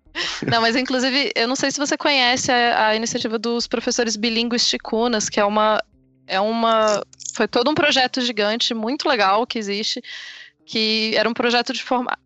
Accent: Brazil; eu me entendo como brasileira

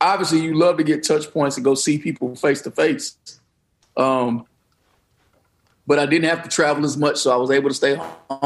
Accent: Detroit, Michigan, United States; I'm from Detroit

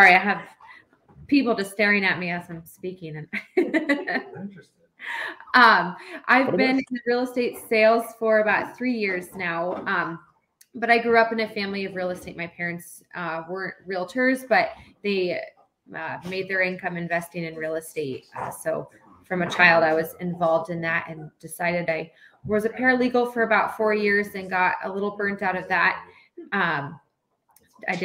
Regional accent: Homer, Alaska, United States; also born or lived in Anchorage; So I was actually born and raised in Homer. I grew up in Homer.

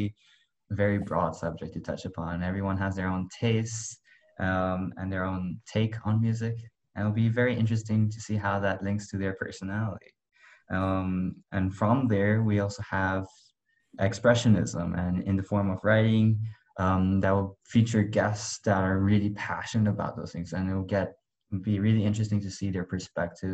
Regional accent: Dubai, United Arab Emirates; also born or lived in Malaysia; I was born in Malaysia, but I basically stayed in Dubai my whole life

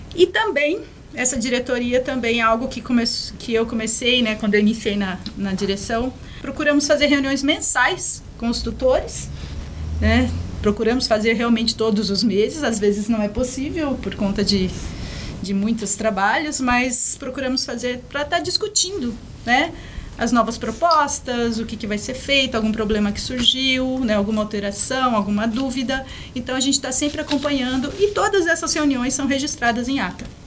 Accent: Minas Gerais, Brazil; also born or lived in São Paulo; now in Guarapuava, Brazil; eu nasci em Minas, minha, parte da minha família está lá

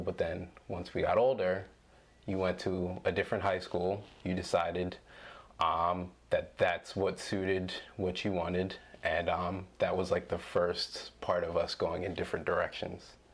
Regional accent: Williamstown, United States; growing up in Williamstown which is a predominantly white space

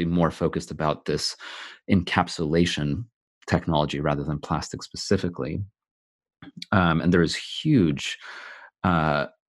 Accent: California, United States; now in United Kingdom; I'm originally from California, which is why I sound the way

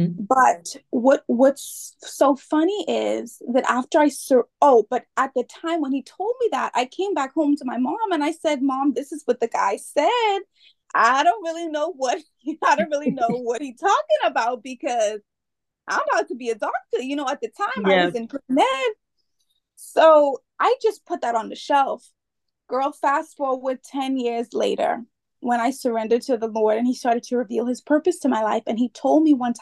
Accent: Freeport, Grand Bahama, Bahamas; I am from the Bahamas, born and raised from Freeport, Bahamas

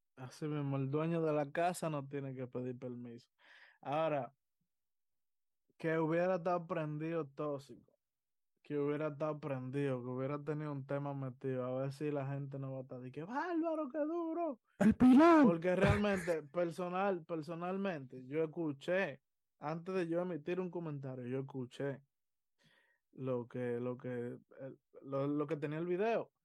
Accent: Dominican Republic; nosotros dominicanos, yo me tengo que incluir porque somos dominicanos

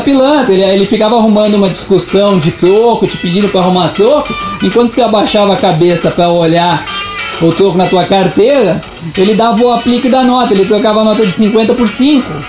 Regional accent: Curitiba, Paraná, Brazil; nós não somos daqui, nós somos de Curitiba

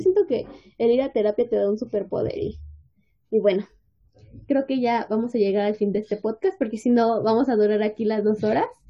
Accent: State of Mexico, Mexico; nosotros somos de México, en específico del Estado de México

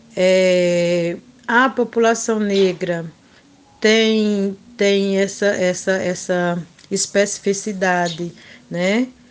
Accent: Mirandiba, Pernambuco, Brazil; sou da comunidade quilombola de Feijão e Posse, município de Mirandiba, Pernambuco

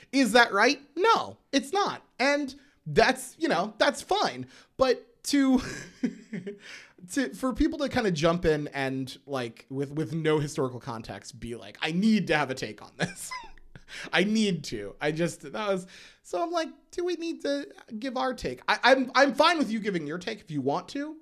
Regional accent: Schuylkill County, Pennsylvania, United States; I grew up in Schuylkill County, Pennsylvania

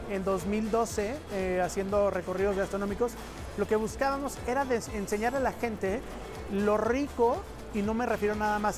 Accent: Mexico; quiénes somos los mexicanos

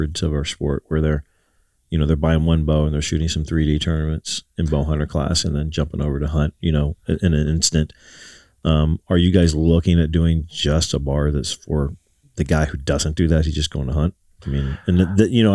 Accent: Ohio, United States; I'm from Ohio

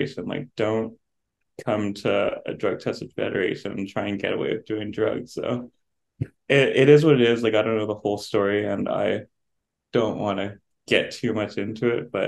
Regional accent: Canada; as a Canadian

